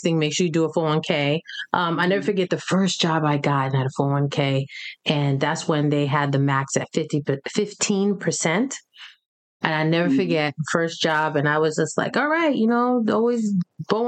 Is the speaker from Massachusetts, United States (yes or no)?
no; New York, United States; growing up in New York